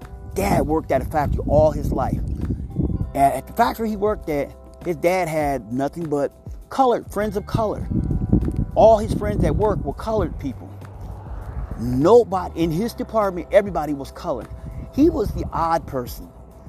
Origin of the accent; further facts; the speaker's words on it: Platte City, Missouri, United States; I'm from Platte City. I'm from Platte City, Missouri. People are like, where is that at? I'm from Kansas City. Kansas City Metro.